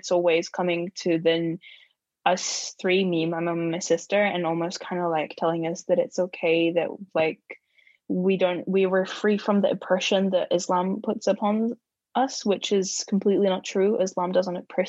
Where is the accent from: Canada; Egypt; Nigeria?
Egypt; also born or lived in New Zealand; now in Dunedin, New Zealand; I come from Egypt